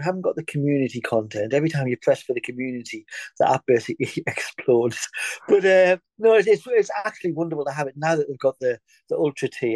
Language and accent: English; England, United Kingdom; now in Scotland, United Kingdom; I'm in Scotland. I'm English